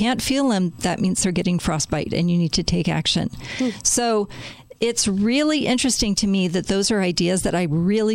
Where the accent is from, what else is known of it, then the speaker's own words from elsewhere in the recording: Chicago, Illinois, United States; I am from Chicago, born and raised there